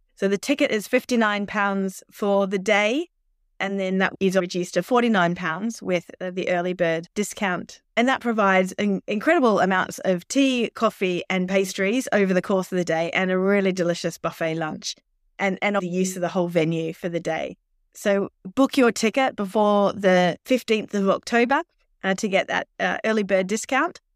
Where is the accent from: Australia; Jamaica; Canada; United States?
Australia; accent: Australian; now in United Kingdom; I am an Australian, as you can probably tell from my accent, uh, but I've lived, uh, over in the U K, um, on and off most of my life